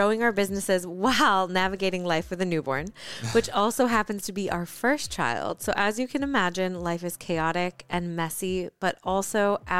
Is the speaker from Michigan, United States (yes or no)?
yes; Michigan, United States; moved away; also born or lived in Los Angeles; While I was born in Michigan, my adventurous side eventually led me to Los Angeles